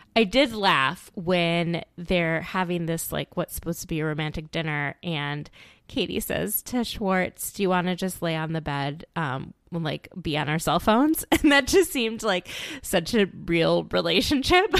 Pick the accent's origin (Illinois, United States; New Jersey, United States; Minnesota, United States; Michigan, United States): Minnesota, United States; Minneapolis; my hometown of Minneapolis, Minnesota